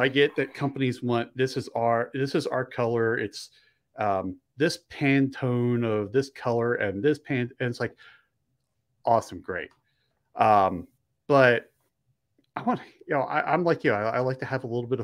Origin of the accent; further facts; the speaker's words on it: just outside of Philadelphia, Pennsylvania, United States; moved away as an adult; also born or lived in Delaware / Maryland / Helena, Montana; I originally grew up on the East Coast. I grew up just outside of Philly, lived in Pennsylvania, Delaware, and Maryland, and some of those states more than once.